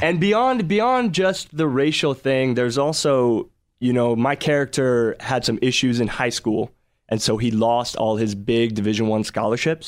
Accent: Dallas, Texas, United States; I was born and raised in Dallas

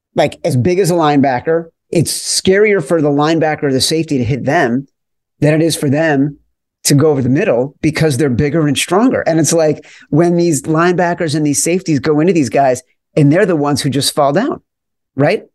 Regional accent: Chicago, Illinois, United States; I grew up in Chicago

